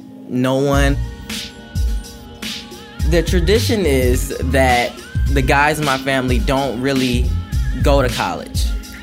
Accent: Detroit, Michigan, United States; I'm 17. I'm from Detroit. How long have you lived here? My entire life. I've been in one home my entire life.

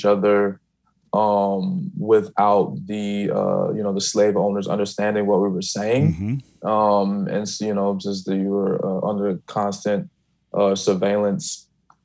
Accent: Chicago, Illinois, United States; I'm from Chicago, black people from Chicago talk with a little bit more of a slur

